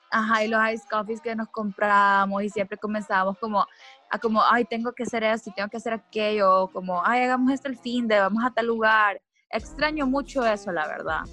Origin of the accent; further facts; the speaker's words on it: Honduras; como hondureño